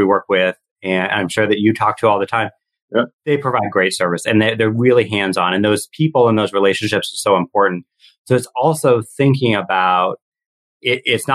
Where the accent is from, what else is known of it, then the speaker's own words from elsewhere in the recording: Seattle, Washington, United States; I'm from Seattle